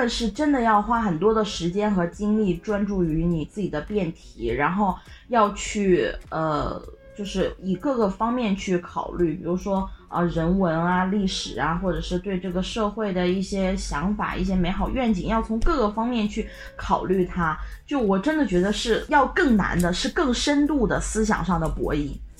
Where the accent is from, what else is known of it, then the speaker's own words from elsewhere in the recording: China; 我们中国人玩了这个说唱了以后，